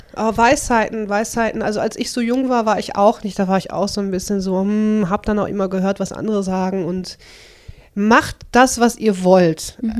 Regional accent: Dorsten, North Rhine-Westphalia, Germany; moved away as an adult; also born or lived in Kirchhellen; now in Bottrop, Germany; ich bin in Dorsten geboren

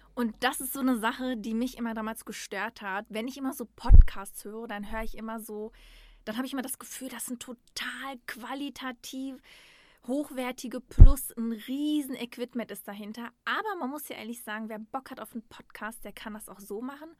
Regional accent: Dortmund, North Rhine-Westphalia, Germany; moved away as an adult; now in Essen, Germany; ich bin in Dortmund geboren und aufgewachsen

